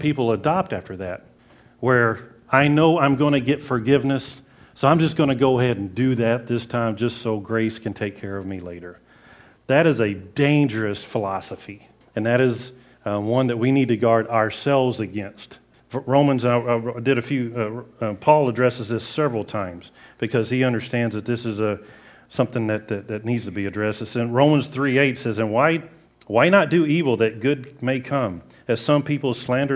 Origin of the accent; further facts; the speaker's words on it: the South, United States; I grew up in the South